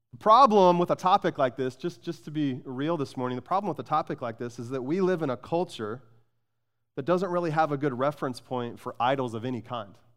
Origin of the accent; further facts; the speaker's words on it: Phoenix, Arizona, United States; I grew up in Phoenix